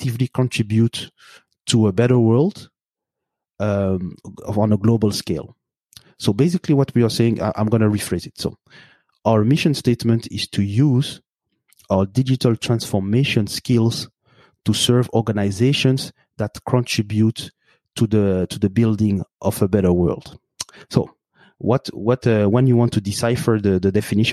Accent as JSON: {"language": "English", "country": "Belgium", "tie": "born or raised there", "also_born_or_lived": "Burundi", "moved": "yes", "lives_now": "Montreal, Canada", "said": "I have my roots in Burundi, in East Africa. I grew up in Belgium, and now I live in Canada."}